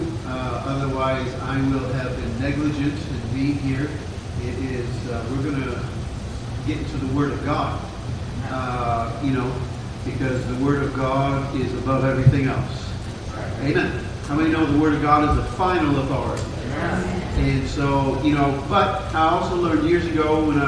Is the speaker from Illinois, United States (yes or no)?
no; Jefferson City, Missouri, United States; moved away as an adult; also born or lived in St. Louis, Missouri / Tulsa, Oklahoma; now in Ireland; I was born in St. Louis, grew up in Jefferson City